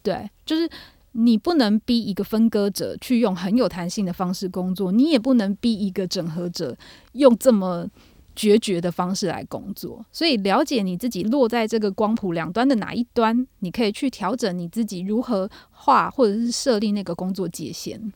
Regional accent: Taiwan; 我们台湾人的信仰没有那么密切

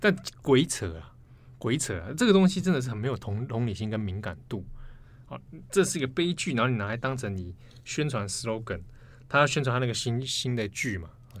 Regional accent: Taiwan; 我是台湾人

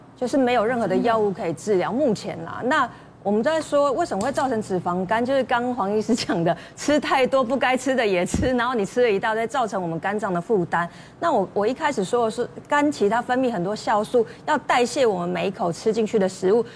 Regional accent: Taiwan; 我们其实台湾人

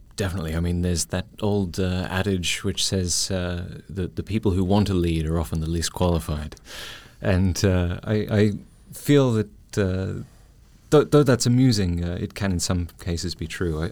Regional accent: Melbourne, Victoria, Australia; now in Taiwan; I'm Australian Taiwanese

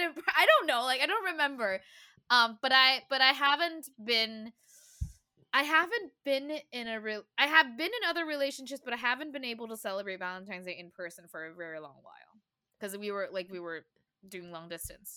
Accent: Taiwan; growing up in Taiwan

